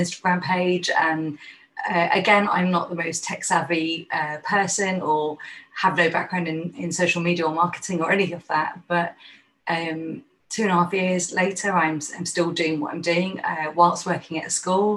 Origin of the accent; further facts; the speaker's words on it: London, United Kingdom; now in Manchester, United Kingdom; being a Londoner at that time